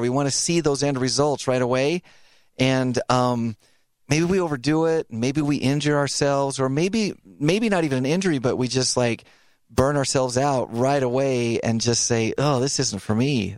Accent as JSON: {"language": "English", "region": "Idaho", "country": "United States", "tie": "born or raised there", "said": "I grew up in Idaho"}